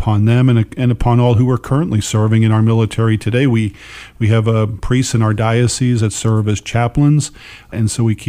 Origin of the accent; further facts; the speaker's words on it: United States; just as an American